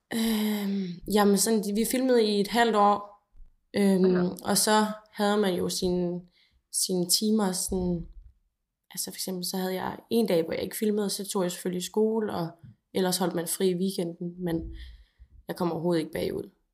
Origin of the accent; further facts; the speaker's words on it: North Jutland, North Denmark Region, Denmark; som nordjyde